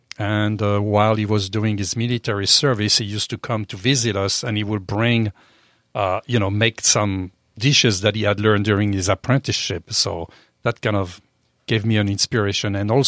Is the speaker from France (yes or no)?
yes; France; accent: French; English is a second language; Oh, well, I was raised in France, obviously by the accent. I was raised on a farm